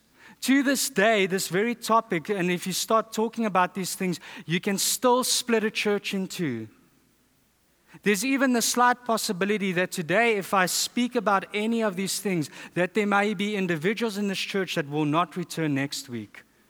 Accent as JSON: {"language": "English", "country": "South Africa", "moved": "yes", "said": "I'm from South Africa."}